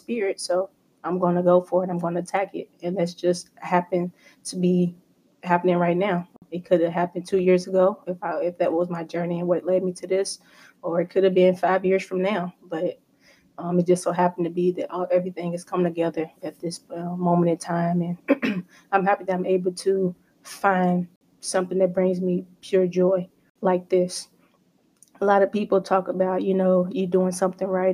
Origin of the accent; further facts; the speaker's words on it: Louisville, Kentucky, United States; growing up in Louisville, playing basketball